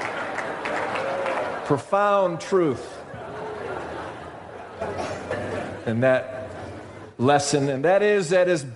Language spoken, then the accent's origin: English; Rochester, New York, United States; I grew up in Rochester, New York